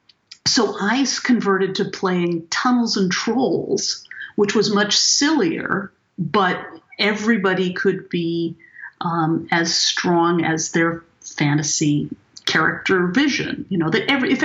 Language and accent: English; Martinez, California, United States; where I grew up in Martinez